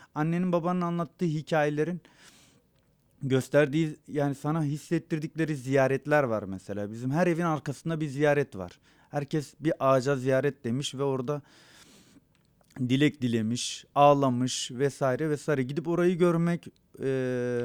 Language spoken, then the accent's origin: Turkish; Kiğı, Bingöl Province, Turkey; first language Zazaki; Turkish is a second language; moved away; also born or lived in Malatya; doğduğum yer olan Kia'nın